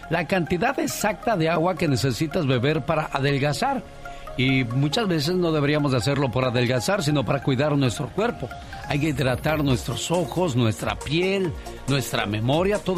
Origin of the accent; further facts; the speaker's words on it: Sinaloa, Mexico; moved away; Saludos a la gente de Sinaloa porque un día salí de Sinaloa, pero Sinaloa nunca salió de mí.